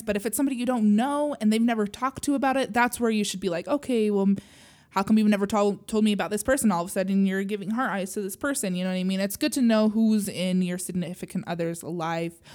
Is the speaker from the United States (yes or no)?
yes; Utah, United States; I grew up in Utah as a Mormon